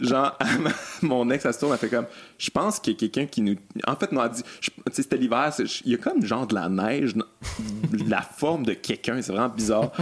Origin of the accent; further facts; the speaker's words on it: Lac-Beauport, Quebec, Canada; je viens de Québec aussi. Euh, oh yeah. ouais, grandi euh, Lac Beauport